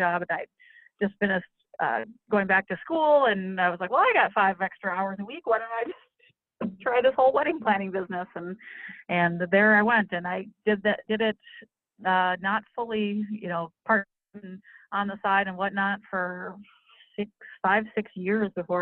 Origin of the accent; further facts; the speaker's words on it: Minneapolis, Minnesota, United States; I'm from Minnesota, lived here in the Twin Cities all my life